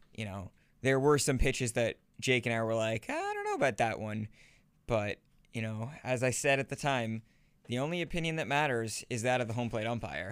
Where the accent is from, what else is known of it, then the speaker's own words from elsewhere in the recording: northern New Jersey, United States; I'm from northern New Jersey